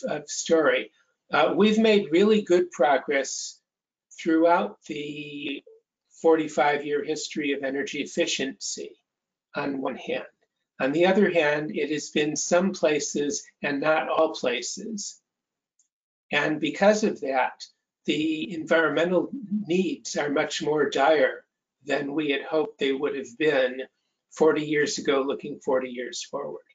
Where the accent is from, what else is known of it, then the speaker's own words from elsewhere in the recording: Cleveland, Ohio, United States; I grew up in Cleveland, Ohio